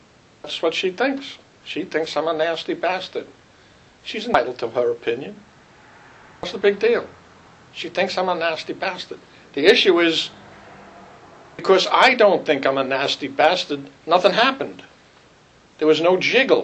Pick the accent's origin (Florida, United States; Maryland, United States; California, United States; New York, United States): New York, United States; New York City; I grew up in Brooklyn.